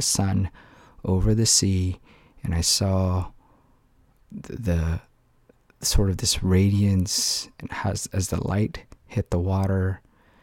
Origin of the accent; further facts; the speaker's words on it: Philippines; moved away; I grew up in the Philippines